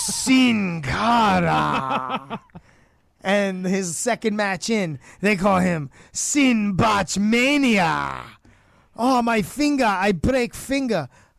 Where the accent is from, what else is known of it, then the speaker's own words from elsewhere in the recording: Texas, United States; I'm from Texas.